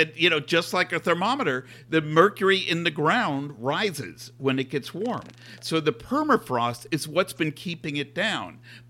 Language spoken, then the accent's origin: English; New York, United States; also born or lived in Los Angeles; now in Seattle, United States; I grew up in New York. So, you know, it wasn't exactly a rural area.